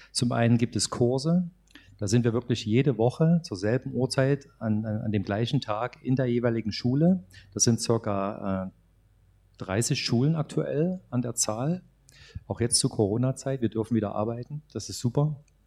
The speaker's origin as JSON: {"language": "German", "region": "Saxony", "country": "Germany", "said": "bei uns in Sachsen"}